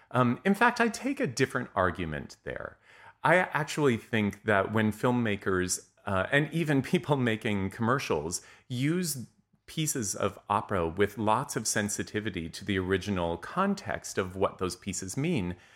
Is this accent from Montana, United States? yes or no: yes; Montana, United States; many of you know that I grew up in Montana, where there is there is now an opera company, or I think actually even two.